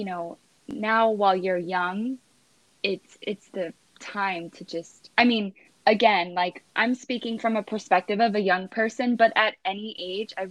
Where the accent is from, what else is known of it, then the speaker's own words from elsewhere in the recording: East Coast, United States; moved away as an adult; now in Los Angeles, United States; I'm originally from the East Coast and I've been in LA for 5 years.